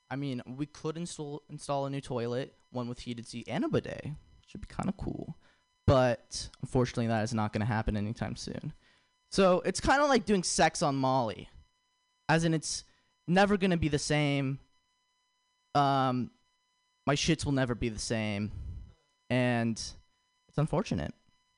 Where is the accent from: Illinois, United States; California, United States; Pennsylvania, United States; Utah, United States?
California, United States; San Ramon; I'm not from around here. I'm from San Ramon. If you know where San Ramon is, sucks for you.